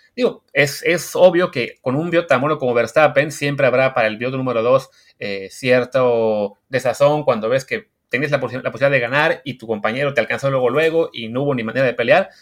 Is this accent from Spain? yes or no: no; Mexico